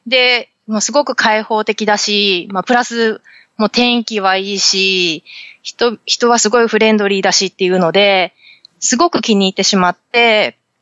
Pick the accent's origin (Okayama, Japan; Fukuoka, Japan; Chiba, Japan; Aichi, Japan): Fukuoka, Japan; moved away as an adult; also born or lived in Tokyo metropolitan area; now in San Diego, United States; 出身は九州は福岡、博多です